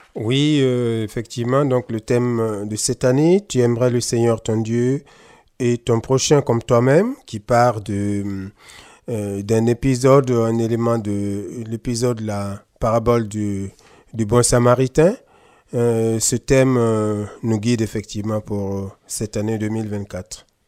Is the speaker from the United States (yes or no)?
no; Burkina Faso; first language Mooré; French is a second language; Au Burkina, euh, ma langue maternelle, c'est le Moré